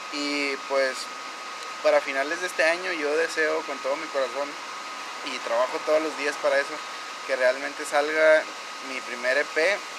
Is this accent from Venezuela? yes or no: no; Mexico; yo soy mexicano